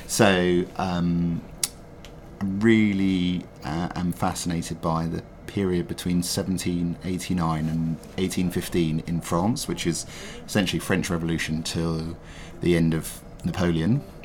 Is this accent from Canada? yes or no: no; London, United Kingdom; growing up in London and loving London